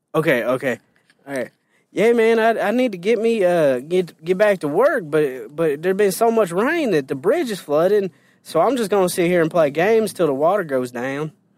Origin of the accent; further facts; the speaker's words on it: Indiana, United States; moved away; also born or lived in Illinois; I grew up in Indiana, and I never had Popeye's chicken till I moved to Illinois.